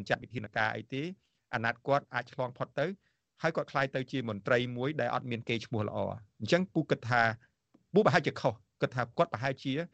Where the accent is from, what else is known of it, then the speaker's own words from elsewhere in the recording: Cambodia; moved away; យើងជា ខ្មែរតារាជាខ្មែរទោះបីជាយើងនៅក្រៅប្រទេសក៏ដោយ